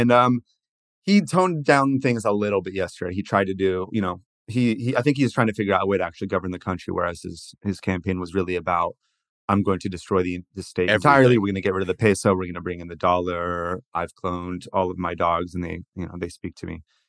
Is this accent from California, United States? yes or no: yes; California, United States; And like, I'm from California, like Arnold Schwarzenegger was one of these